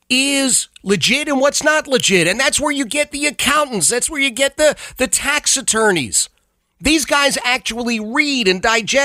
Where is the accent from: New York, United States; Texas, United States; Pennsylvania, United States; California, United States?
Pennsylvania, United States; Philadelphia; also born or lived in Central Virginia; now in Ashland, Virginia, United States; I grew up in Oxford Circle, Northeast Philadelphia. Grew up in a row home